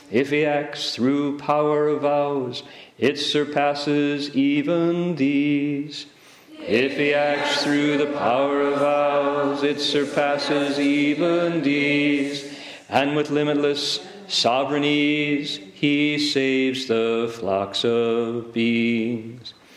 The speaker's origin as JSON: {"language": "English", "region": "Ohio", "country": "United States", "tie": "born or raised there", "said": "I grew up in Ohio."}